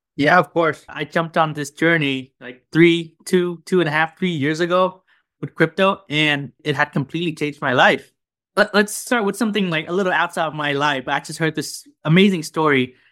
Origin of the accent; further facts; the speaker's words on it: Vietnam; now in United States; I'm a junior from Vietnam at, uh, Northwestern University